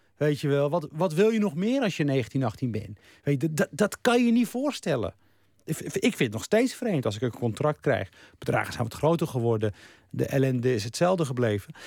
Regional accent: Rotterdam, South Holland, Netherlands; also born or lived in Morocco; ik groeide op in Rotterdam

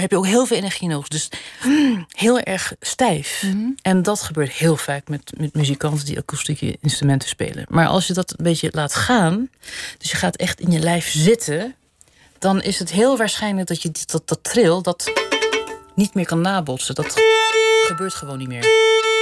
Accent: Netherlands; also born or lived in Switzerland; now in Geneva, Switzerland; ik kom dus uit Nederland, waar een groot begrip is voor klassieke muziek

